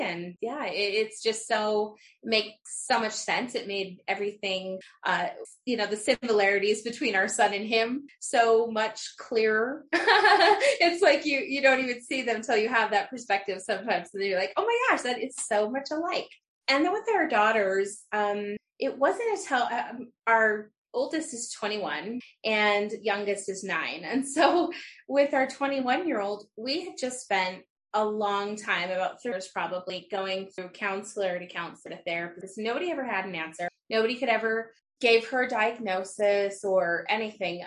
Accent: Utah, United States; I'm from Utah.

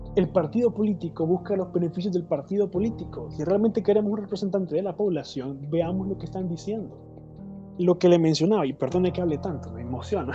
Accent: Honduras; como hondureño

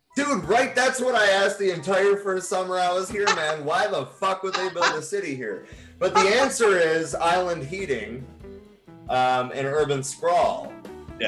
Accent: Michigan, United States; now in Phoenix, United States; my home state of Michigan

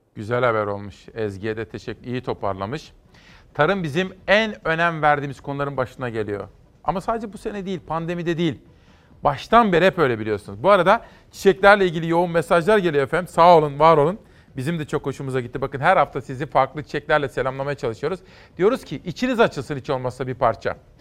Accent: Simav, Kütahya, Turkey; ben de Kütahyalıyım ya Kütahya Simavlıyım

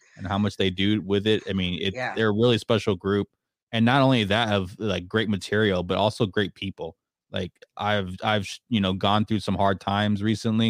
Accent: San Antonio, Texas, United States; I'm from San Antonio

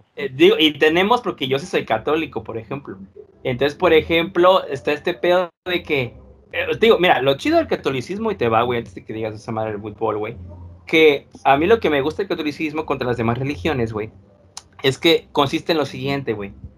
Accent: Mexico; aquí nos tocó nacer

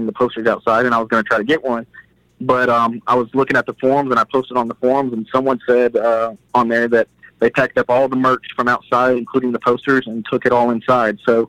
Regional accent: Nashville, Tennessee, United States; I was born and raised here in Nashville.

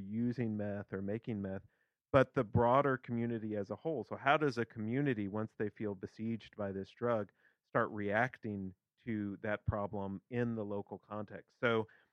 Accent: central Kentucky, United States; I'm from Kentucky originally, not the Appalachian part of Kentucky. So I'm from central Kentucky.

